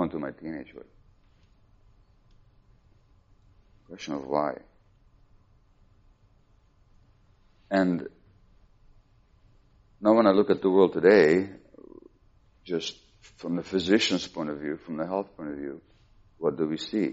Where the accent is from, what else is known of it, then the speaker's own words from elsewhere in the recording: Hungary; we're Jewish, we grew up in Hungary